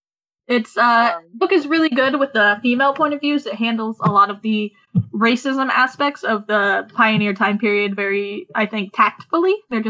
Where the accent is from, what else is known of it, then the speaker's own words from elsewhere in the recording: Oregon, United States; I'm from Oregon, so we all learn about the Donner Party.